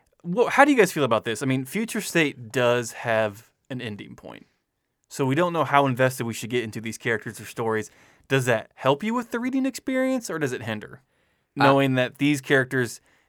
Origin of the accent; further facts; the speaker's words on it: Midwest, United States; We're just from the Midwest. We don't know any better.